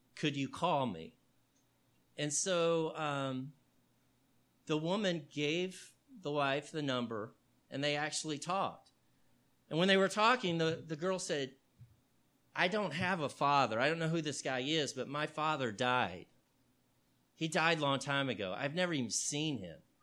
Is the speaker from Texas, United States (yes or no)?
yes; Houston, Texas, United States; I grew up in Houston, Texas